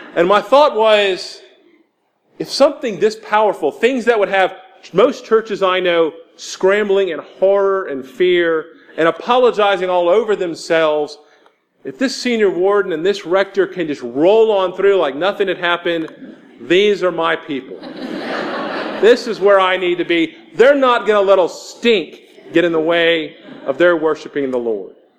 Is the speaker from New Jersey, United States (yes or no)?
no; Houston, Texas, United States; moved away as an adult; now in Jackson, United States; I'm from Houston, Texas